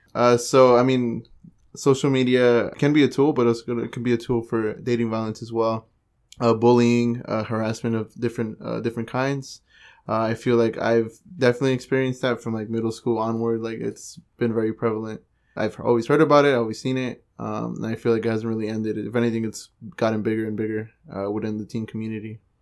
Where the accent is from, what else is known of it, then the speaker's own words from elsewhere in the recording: San Jose, California, United States; I was born and raised in San Jose